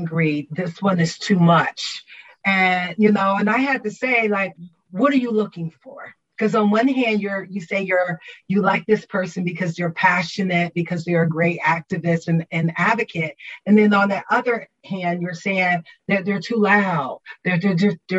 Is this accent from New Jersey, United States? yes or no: yes; Trenton, New Jersey, United States; also born or lived in South Carolina; I'm from Trenton, New Jersey, by way of South Carolina.